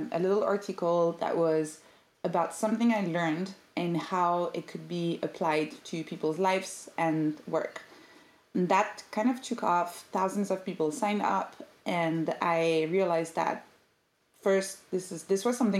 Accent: Paris, Île-de-France, France; now in London, United Kingdom; I'm originally from Paris

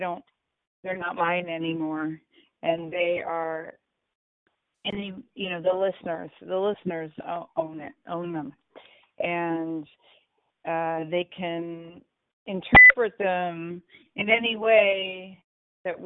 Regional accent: United States; I'd love it if I was acknowledged in my home country.

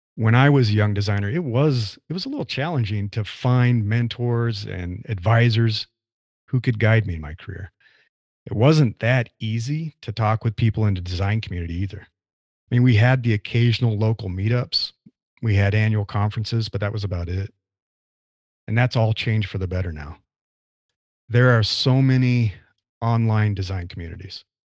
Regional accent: Nebraska, United States; moved away as an adult; now in California, United States; I grew up in the Midwest, in the U S, in Nebraska.

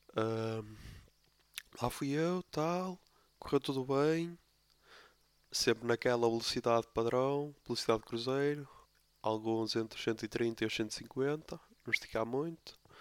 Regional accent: Póvoa de Lanhoso, Norte, Portugal; sou da Poba de Lanhoso

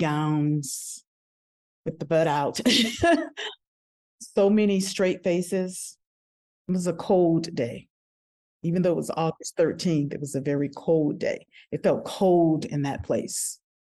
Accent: New Orleans, Louisiana, United States; I'm originally from New Orleans, Louisiana

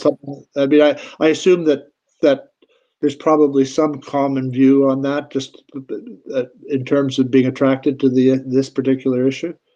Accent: Canada; I'm a Canadian

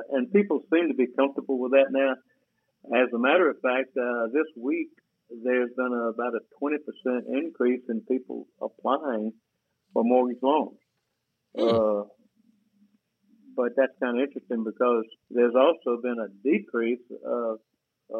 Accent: Ashburn, Georgia, United States; moved away as an adult; also born or lived in Atlanta, Georgia; I was raised in Ashburn, Georgia

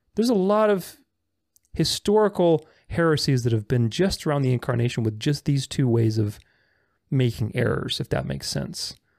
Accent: Bucharest, Romania; I'm Romanian. I'm not from Transylvania, I'm from the south of Romania, Bucharest

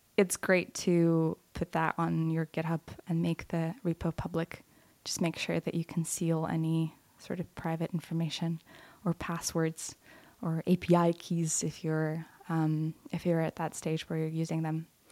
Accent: Lithuania; moved away; middle school and some of high school in Lithuania.

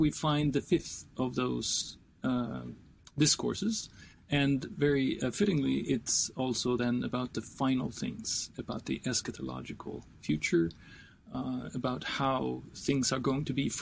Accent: Sweden; when I grew up in Sweden in the 70s and 80s

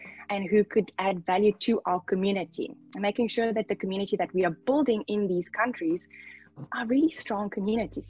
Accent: Namibia; I come from Namibia

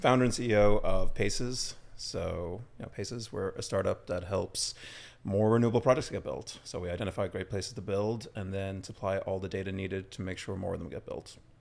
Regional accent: Ireland; moved away as an adult; also born or lived in London / Mexico; now in New York, United States; I, I grew up in Ireland. Uh, grew up on a farm, sheep farm

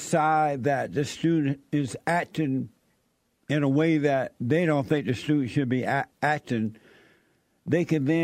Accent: Alabama, United States; moved away; Alabama, I hear, my hometown

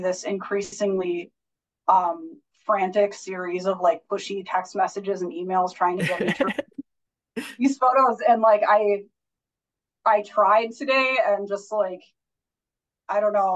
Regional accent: Minneapolis, Minnesota, United States; I'm from Minneapolis, Minnesota. I've been living here for probably like 15 years at this point

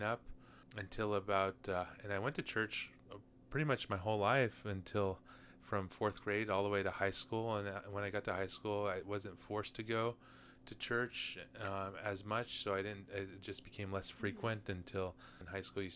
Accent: Southern California, United States; I was born and raised in Southern California.

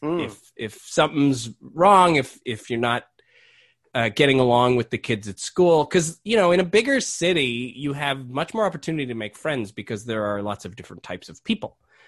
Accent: Montreal, Quebec, Canada; born there; moved away; I was born in Montreal. So my parents lived, they met and lived in Montreal first. Then they moved out west.

